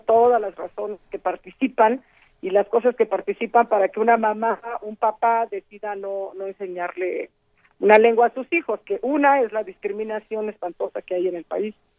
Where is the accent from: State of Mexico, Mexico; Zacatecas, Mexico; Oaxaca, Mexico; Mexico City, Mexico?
Oaxaca, Mexico; Juchitán; first language Zapotec; Spanish is a second language; el istmo de Tehuantepec, de donde yo soy de Juchitán